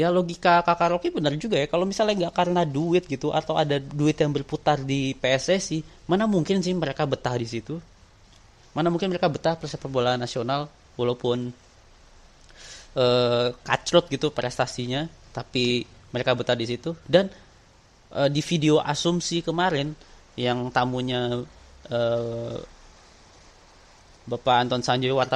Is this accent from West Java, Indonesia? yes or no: no; Jakarta, Indonesia; walaupun gue lahir dan besar di Jakarta gitu